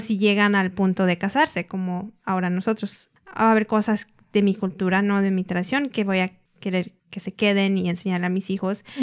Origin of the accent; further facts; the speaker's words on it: United States; also born or lived in Mexico; he pasado de mis 23 años, he pasado casi 20 en Estados Unidos